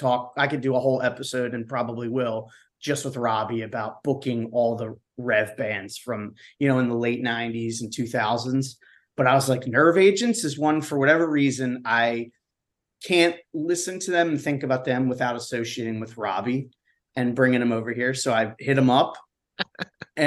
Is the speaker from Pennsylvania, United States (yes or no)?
yes; Philadelphia, Pennsylvania, United States; accent: Philadelphia; As you can tell from my terrible accent, I'm from Philadelphia, suburbs, but close enough.